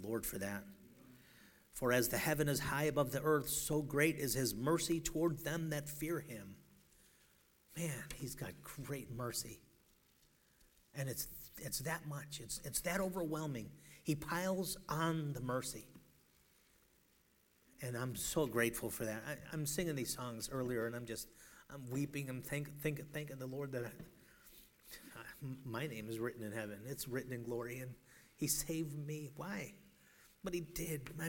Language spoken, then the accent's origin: English; Chicago, Illinois, United States; now in Seattle, United States; I'm from Chicago. That's where I got to learn how to drive